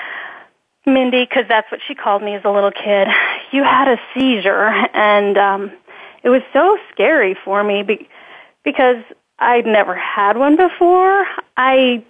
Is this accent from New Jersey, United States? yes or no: no; Northern Virginia, United States; I grew up in the Northern Virginia area